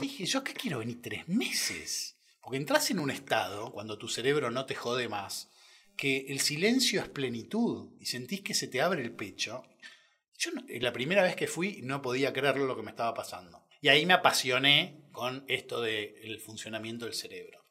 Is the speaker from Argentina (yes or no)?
yes; Buenos Aires, Argentina; also born or lived in Córdoba, Argentina; Nací en Córdoba, tengo una familia muy grande allá, a la cual quiero un montón me crié con mucha gente, hasta los cuatro que me vine a Buenos Aires